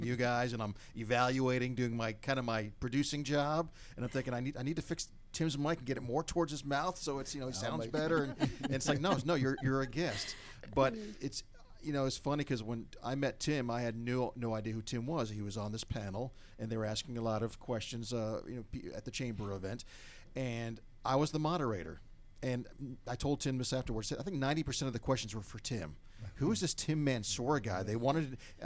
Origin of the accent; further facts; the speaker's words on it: the Northeast, outside Boston, Massachusetts, United States; now in Gwinnett County, Georgia, United States; I grew up in the Northeast and several years right outside the Boston area